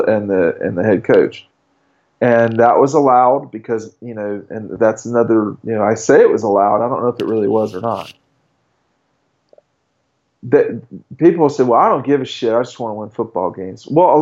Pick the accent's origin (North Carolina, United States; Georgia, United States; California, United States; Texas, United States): Georgia, United States; Stone Mountain; I grew up in the South. I grew up like 10 minutes from Stone Mountain.